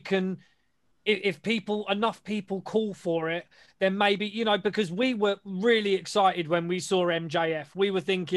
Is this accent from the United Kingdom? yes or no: yes; United Kingdom; we're British